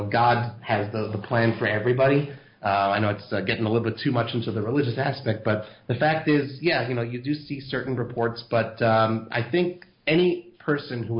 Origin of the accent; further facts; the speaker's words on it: Los Angeles, California, United States; moved away as an adult; now in Israel; I was born in Los Angeles. I lived there until I was, you know, until I graduated high school, basically, and then that's when I came to Israel.